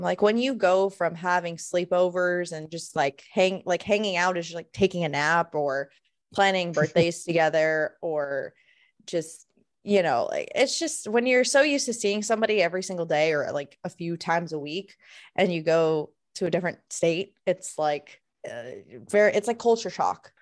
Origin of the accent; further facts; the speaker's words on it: Florida, United States; moved away; we're both originally from Florida